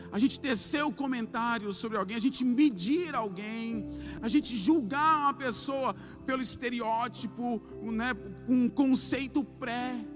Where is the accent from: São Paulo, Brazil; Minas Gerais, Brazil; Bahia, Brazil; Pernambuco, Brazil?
Bahia, Brazil; como nós baianos falamos